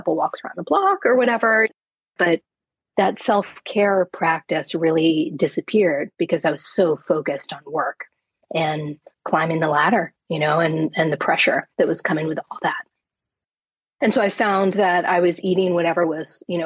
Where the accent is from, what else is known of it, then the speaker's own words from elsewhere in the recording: New York, United States; moved away as an adult; now in Vermont, United States; I'm a New Yorker originally